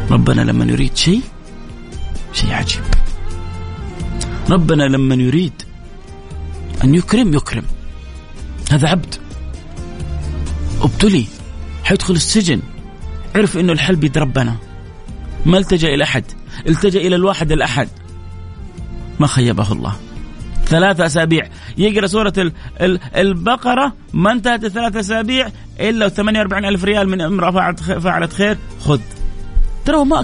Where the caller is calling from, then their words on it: Jeddah, Makkah Province, Saudi Arabia; من جدة ادعي لي يا شيخ